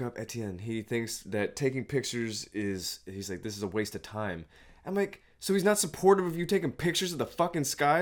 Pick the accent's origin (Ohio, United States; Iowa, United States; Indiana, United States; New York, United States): Indiana, United States; growing up in Indiana